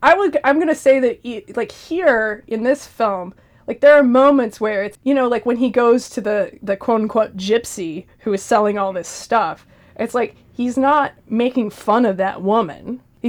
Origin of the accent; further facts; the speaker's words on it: United States; I'm American. I don't fucking know. Freedom fries.